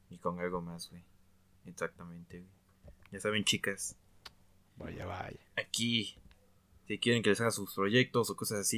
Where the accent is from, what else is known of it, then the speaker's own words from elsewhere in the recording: San Luis Potosí, Mexico; accent: potosino; now in Cholula, Mexico; Para esos tiempos pues, tenía mi acento pues como de potosino. Y un, taxi nos cobró 90 baros desde mi casa Cholula, güey.